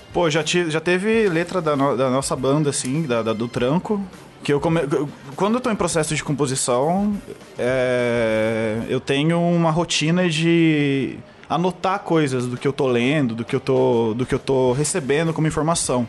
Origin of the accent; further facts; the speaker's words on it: Borda da Mata, Minas Gerais, Brazil; now in São Paulo, Brazil; Sou de Borda da Mata, Minas Gerais. E eu sou publicitário aqui em São Paulo